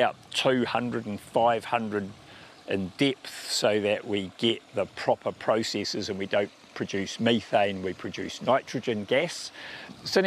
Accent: Porirua, Wellington, New Zealand; moved away; also born or lived in South Wairarapa; I grew up in Cannons Creek in Porirua

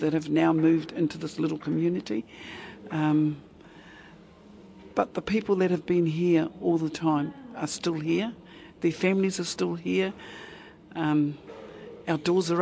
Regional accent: Porirua, Wellington, New Zealand; I was born here in Porirua, raised in Porirua, never left Porirua, so been here for 68 years.

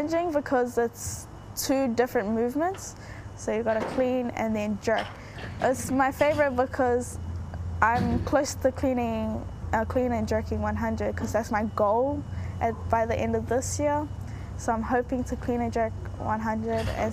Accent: Auckland, New Zealand; I was born and raised in New Zealand

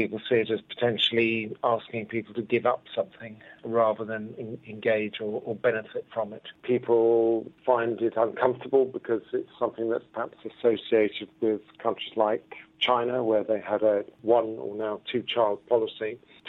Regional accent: London, United Kingdom; from London.

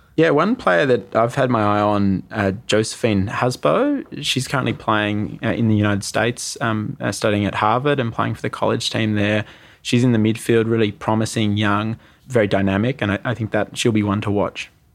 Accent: Australia; as an Australian

